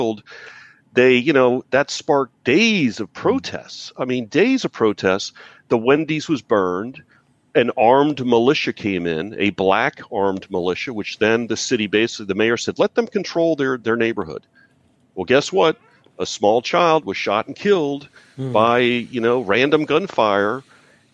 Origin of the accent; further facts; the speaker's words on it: New Orleans, Louisiana, United States; now in Atlanta, United States; I'm from New Orleans